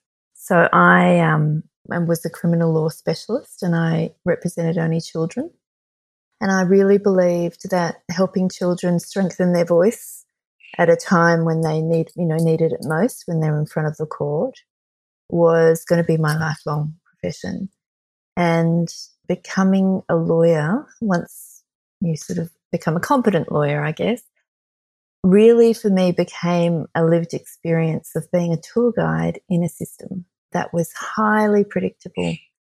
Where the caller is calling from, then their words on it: Sydney, New South Wales, Australia; I am joining you from Gadigal land, which is the Aboriginal and traditional owners of the land of Sydney, Australia.